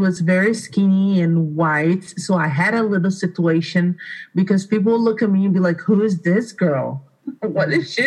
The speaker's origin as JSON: {"language": "English", "country": "Brazil", "second_language": "English", "moved": "as an adult", "lives_now": "Aurora, United States", "said": "I am originally from Brazil. I came from Brazil about 15 years ago"}